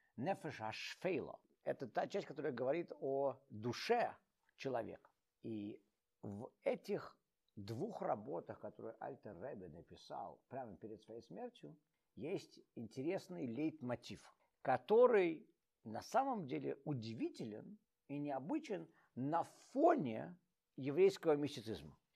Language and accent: Russian; Russia; moved away; also born or lived in Saint Petersburg (Leningrad) / New York; я из России